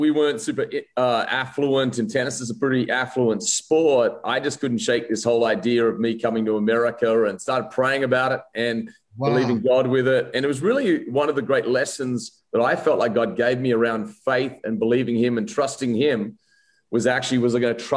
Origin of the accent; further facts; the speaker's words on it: Wollongong, New South Wales, Australia; also born or lived in Adelaide, Australia; now in Rutherford, United States; I'm actually born in Adelaide, Australia, and then grew up a lot of my life in Wollongong, Australia, now south of Sydney.